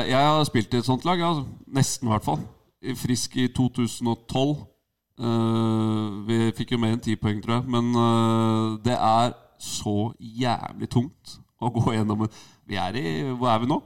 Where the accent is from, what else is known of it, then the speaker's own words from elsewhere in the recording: Asker, Akershus, Norway; Jeg er fra Asker